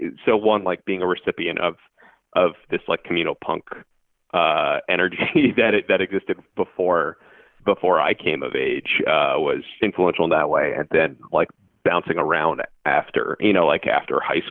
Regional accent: Bethesda, Maryland, United States; now in Chicago, United States; I grew up in Bethesda

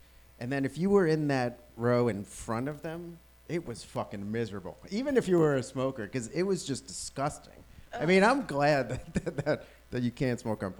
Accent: New York, United States; now in Washington, United States; You cannot place me because I lived in New York for 17 years.

